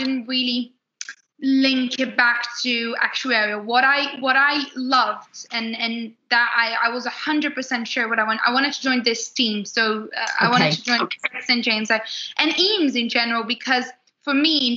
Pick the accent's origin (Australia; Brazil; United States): Brazil; English is a second language; moved away as an adult; now in London, United Kingdom; I'm from Brazil